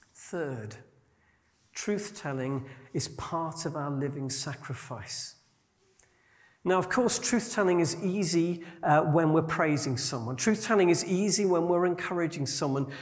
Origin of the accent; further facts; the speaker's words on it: Yorkshire and the Humber, United Kingdom; As a Yorkshireman, I grew up among people who definitely called a spade a spade.